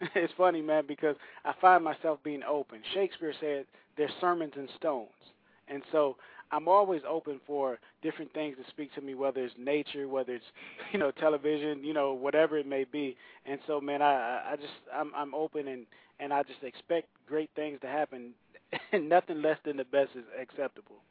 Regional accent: Saginaw, Michigan, United States; now in Nashville, United States; I grew up in Saginaw, Michigan

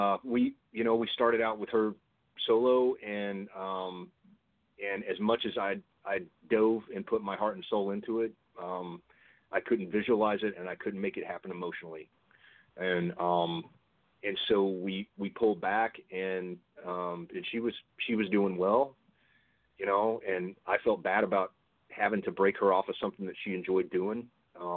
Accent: Texas, United States; I'm Texan

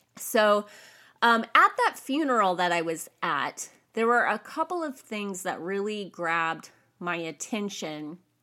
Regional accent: California, United States; I was raised in America. I'm a California girl

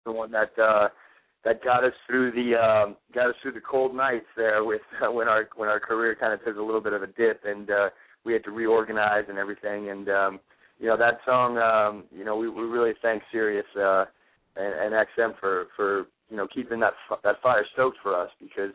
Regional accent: Florida, United States; moved away as an adult; also born or lived in New Orleans, Louisiana; now in New York City, United States; my brother and I were both born in New Orleans, Louisiana. Uh, we grew up in Florida

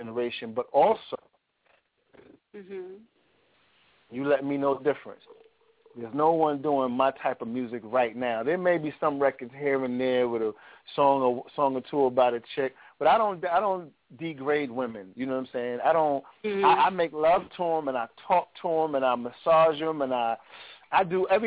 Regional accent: New York City, New York, United States; I'm actually back at my home where I was born and raised in Brooklyn

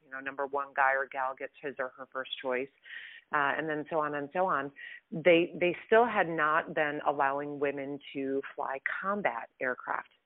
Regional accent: Midwest, United States; I grew up in the Midwest. I'm a Midwestern girl

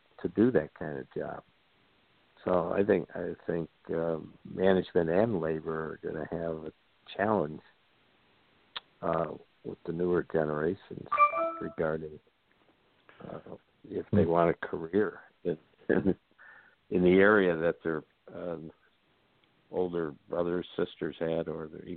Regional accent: New York, United States; When I grew up in the New York State education, you had a local diploma and a regents diploma

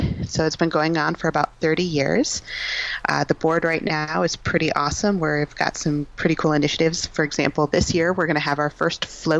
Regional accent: Minnesota, United States; I'm from Minnesota

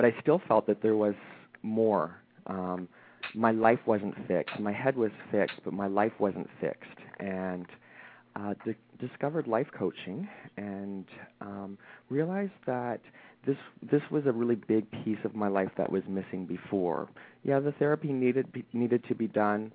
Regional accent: London, Ontario, Canada; moved away as an adult; now in Toronto, Canada; I grew up in a smaller town in Canada. So we're both from Canada. We both live in Toronto. A smaller town by the name of London, Ontario.

